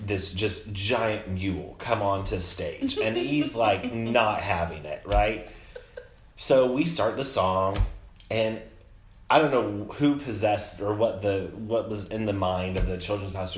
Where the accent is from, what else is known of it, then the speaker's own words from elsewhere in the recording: Monticello, Illinois, United States; also born or lived in Decatur, Illinois; grew up in a small town called Monticello, Illinois. Central.